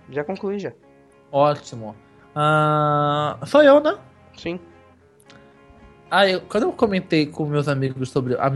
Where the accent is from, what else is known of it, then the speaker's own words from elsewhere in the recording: United States; born there; No, lá na América, nos Estados Unidos, onde eu nasci, é No Escape, tá?